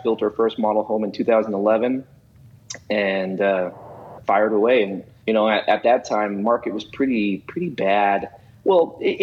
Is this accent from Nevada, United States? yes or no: yes; Las Vegas, Nevada, United States; also born or lived in Utah; now in Kansas City, United States; I'm actually originally from Las Vegas